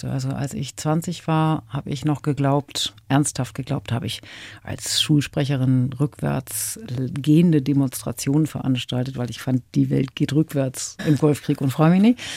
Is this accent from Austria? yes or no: no; Northern Germany, Germany; sagt man bei uns im Norden so.